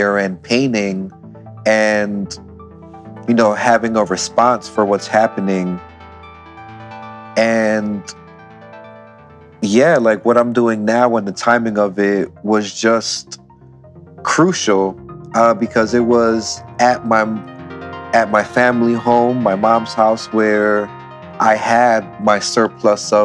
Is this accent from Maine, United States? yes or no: no; Philadelphia, Pennsylvania, United States; In Aoni, Philadelphia, growing up, seeing the different diversity in the neighborhood